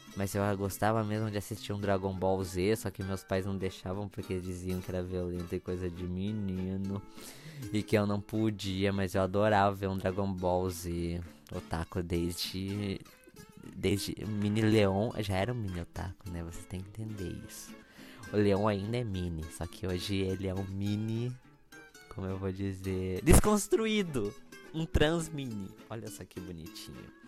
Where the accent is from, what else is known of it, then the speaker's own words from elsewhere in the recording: interior of Santa Catarina, Brazil; moved away as an adult; also born or lived in Paraná; Nasci dia 19 do 2 de 1998, às 22h22, 22, num quartinho de hospital numa cidade no interior de Santa Catarina. Na verdade, é duas cidades. Uma fica no Paraná e a outra fica em Santa Catarina